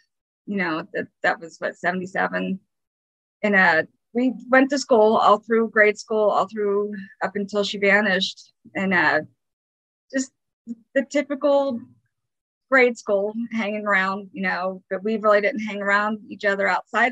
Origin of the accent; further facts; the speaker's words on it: Windsor, Pennsylvania, United States; moved away as an adult; now in California, United States; I grew up in Windsor, Pennsylvania. I moved out here right after high school when I was 18.